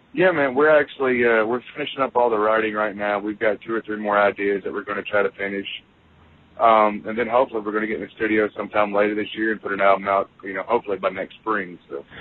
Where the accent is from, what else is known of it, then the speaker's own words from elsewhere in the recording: Central Kentucky, United States; we're from Central Kentucky.